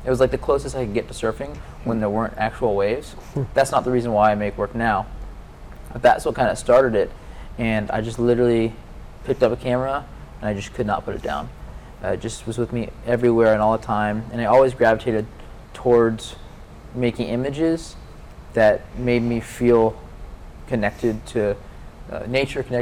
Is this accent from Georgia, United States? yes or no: yes; Atlanta, Georgia, United States; moved away as an adult; I grew up in Atlanta, Georgia, and I grew up landlocked, so away from the ocean